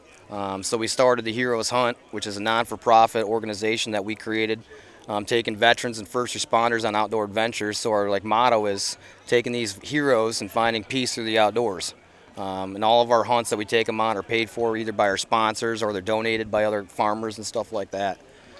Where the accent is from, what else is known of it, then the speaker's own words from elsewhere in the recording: Western New York, United States; we're from Western New York, so in Massachusetts here, we're not well known